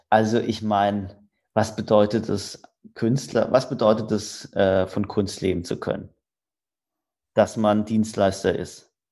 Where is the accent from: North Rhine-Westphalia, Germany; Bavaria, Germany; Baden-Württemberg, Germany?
Baden-Württemberg, Germany; Rastatt; ich komme aus Rastatt. Das ist zwischen Karlsruhe und Baden-Baden.